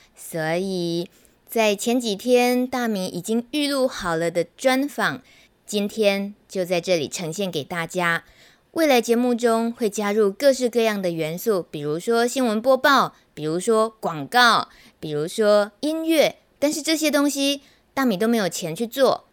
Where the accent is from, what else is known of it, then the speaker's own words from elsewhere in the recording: Taichung, Taiwan; 我台中人